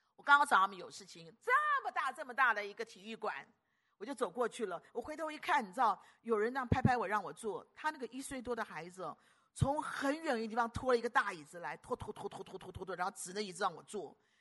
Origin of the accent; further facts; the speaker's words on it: Guangdong, China; 我们广东人讲要够烦的